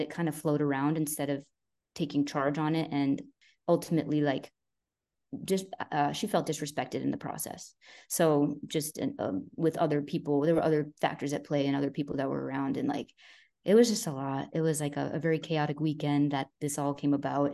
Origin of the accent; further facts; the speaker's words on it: Boston, Massachusetts, United States; I'm freaking Italian, I'm from Boston